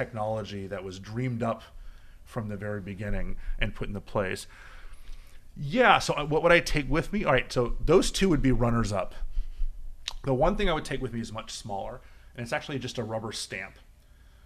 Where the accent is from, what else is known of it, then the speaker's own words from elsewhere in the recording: Miami, Florida, United States; now in Washington, D.C., United States; We grew up in Miami together